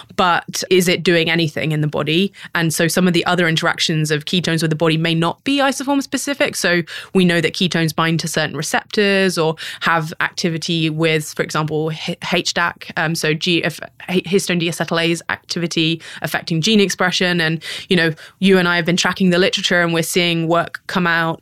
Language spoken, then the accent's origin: English; United Kingdom; moved away as an adult; now in San Francisco, United States; a British person who grew up